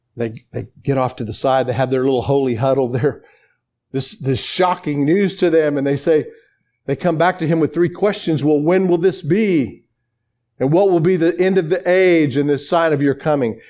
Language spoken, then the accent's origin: English; Oklahoma, United States; I'm from Oklahoma.